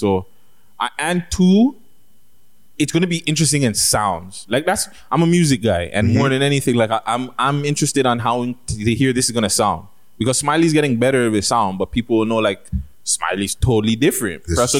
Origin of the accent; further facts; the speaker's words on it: Toronto, Ontario, Canada; We're both from Toronto.